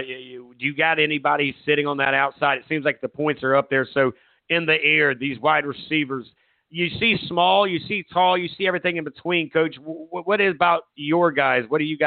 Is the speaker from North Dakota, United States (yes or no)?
no; Myrtle Beach, South Carolina, United States; I remember my days growing up in Myrtle Beach.